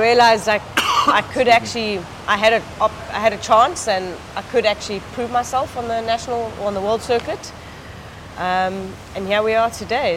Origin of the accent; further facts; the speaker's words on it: Eastern Cape, South Africa; rode for Eastern Province, my province at that time